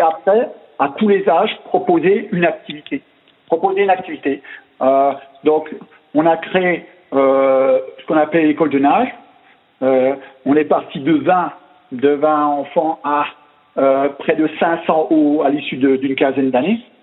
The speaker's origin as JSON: {"language": "French", "area": "Alsace", "region": "Grand Est", "country": "France", "accent": "Alsatian", "said": "c'était un petit club en Alsace bah, mhm. On l'entendra dans mon accent"}